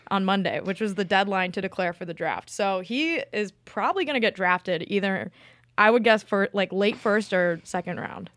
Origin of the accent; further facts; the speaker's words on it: Midwest, United States; I'm from the Midwest